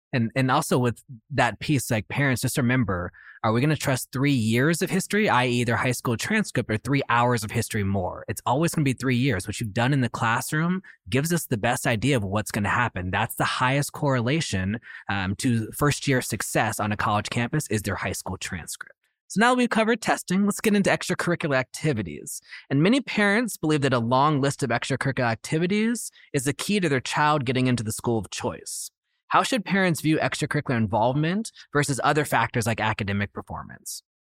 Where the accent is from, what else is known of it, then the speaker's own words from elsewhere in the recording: Oakland, California, United States; a school in my hometown of Oakland